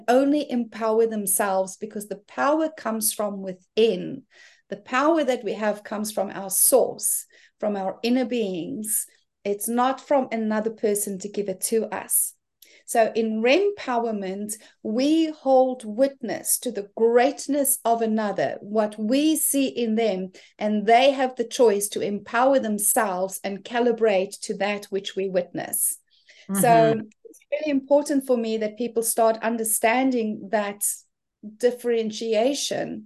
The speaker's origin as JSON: {"language": "English", "country": "South Africa", "moved": "as an adult", "lives_now": "New Zealand", "said": "I'm originally from South Africa and have been living in gorgeous New Zealand for the past 8 years."}